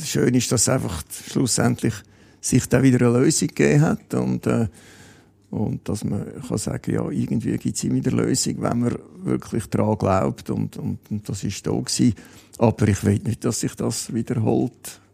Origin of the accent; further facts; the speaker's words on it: Kloten, Zurich, Switzerland; in meiner Wohnstadt oder in meiner Heimatstadt Kloten